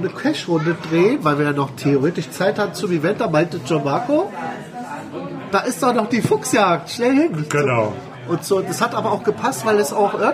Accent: Munich, Bavaria, Germany; Aus der Kleinstadt München.

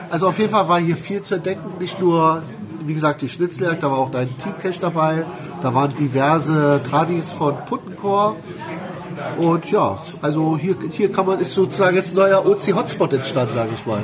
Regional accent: Munich, Bavaria, Germany; Aus der Kleinstadt München.

